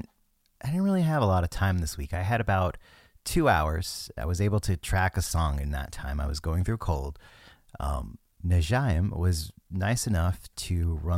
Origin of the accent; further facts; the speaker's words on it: Washington, United States; I never say the name of my hometown in the song. It's a town in Eastern Washington that, I grew up moving around my whole life.